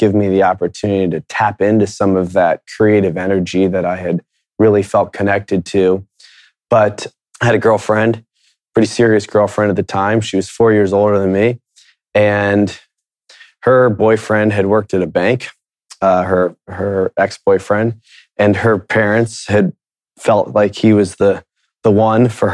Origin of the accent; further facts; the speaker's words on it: Akron, Ohio, United States; also born or lived in Miami, Florida; We quickly moved to Akron, Ohio, and started our lives there